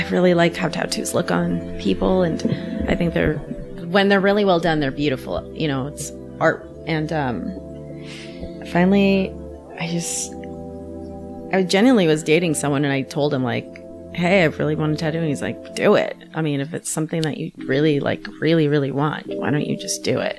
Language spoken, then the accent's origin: English; Orange County, Southern California, United States; moved away as an adult; also born or lived in Mexico City, Mexico / San Francisco, United States; now in Chicago, United States; I grew up in sunny Southern California